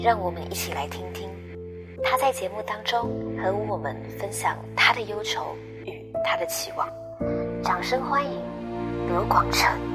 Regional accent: Taiwan; 身为台湾人，我们在台湾

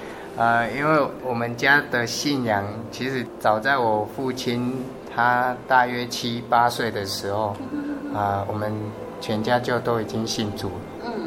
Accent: Wulong, Pingtung County, Taiwan; 对，从小就住乌龙，长大之后因为有机会到澎湖读书

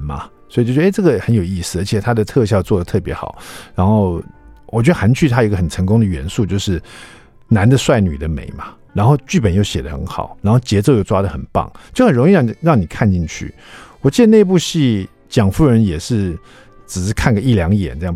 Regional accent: Taiwan; 我们台湾人爱看

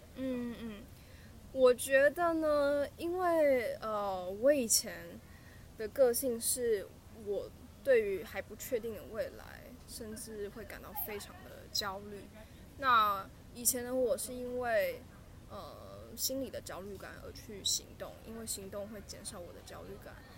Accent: southern Taiwan, Taiwan; moved away as an adult; also born or lived in Taipei; 我是南部的孩子

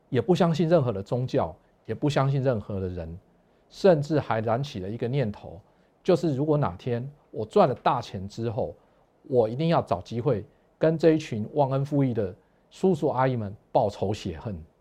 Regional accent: Pingtung County, Taiwan; 我出生于屏东，那我的家庭呢，是一个天主教的家庭，所以从小开始呢，每个礼拜都要去天主教的教堂望弥撒

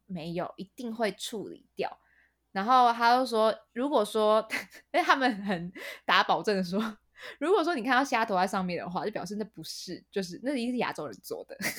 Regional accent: Taiwan; also born or lived in United Kingdom; 我身为一个台湾人

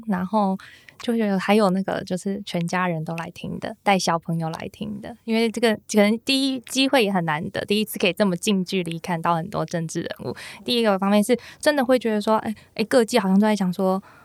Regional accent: Taichung, Taiwan; 我是台中人

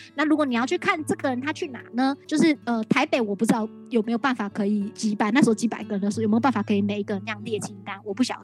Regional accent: Taiwan; 我是来自台湾的

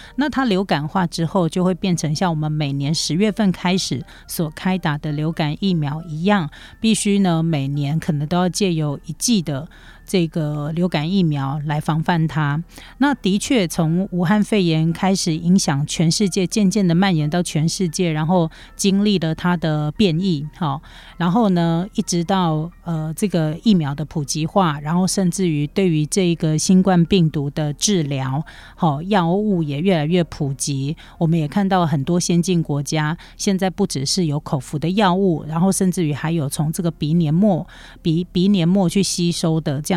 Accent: Taiwan; 对于台湾人是 人来说，日本这个国家是我们出国算是首选啦

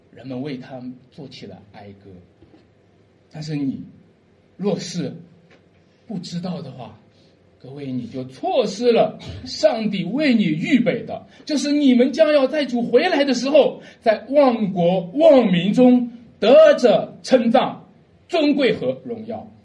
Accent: a village about ten li from Dujiazhuang, Jiaocheng County, Shanxi, China; 他们离我们村就有十里路

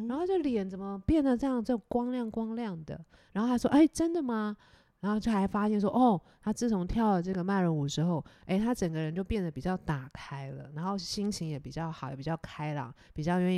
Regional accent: Taiwan; 我我是台湾人。

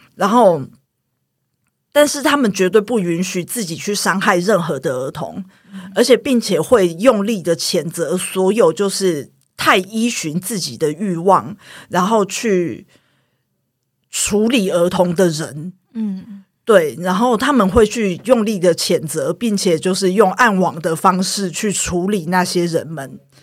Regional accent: Taiwan; 我是眷村长大的小孩，然后我是眷村第三代

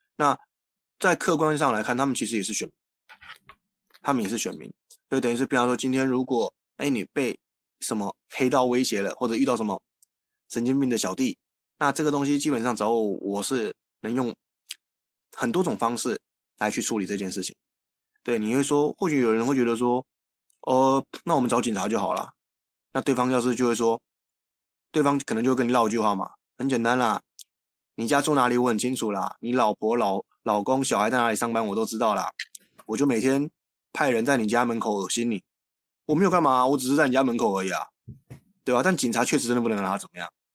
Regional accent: Taiwan; 我们台湾人现在是这样

